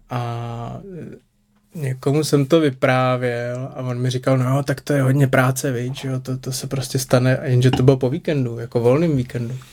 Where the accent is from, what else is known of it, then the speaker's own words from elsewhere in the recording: Prague, Czechia; Já jsem taky z Modřan.